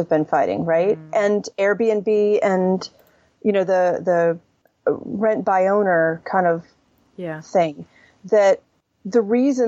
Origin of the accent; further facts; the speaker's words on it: the South, United States; I grew up in the South